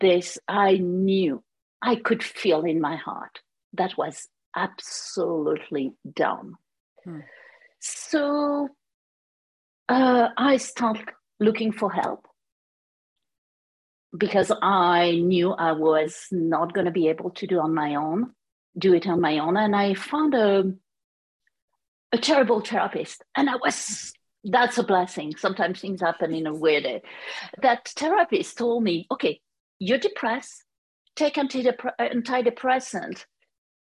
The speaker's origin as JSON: {"language": "English", "country": "France", "accent": "French", "second_language": "English", "moved": "as an adult", "lives_now": "United States", "said": "As you can hear, my accent is French. But I moved to United States in 1996"}